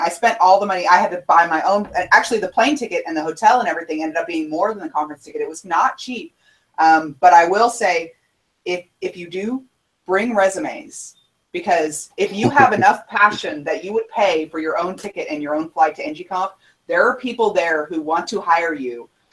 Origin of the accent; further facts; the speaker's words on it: Houston, Texas, United States; I'm I'm from Houston